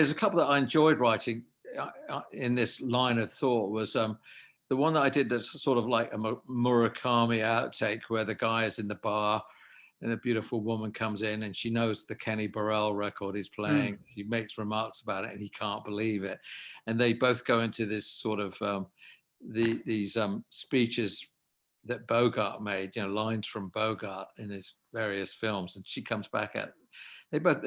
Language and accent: English; England, United Kingdom; now in United States; I'm definitely an English person. And no question about that. But I've lived in America for quite a large portion of my life.